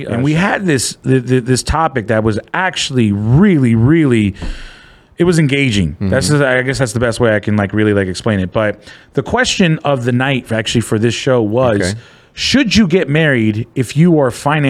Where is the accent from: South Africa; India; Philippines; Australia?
Philippines; I mean, I'm Filipino.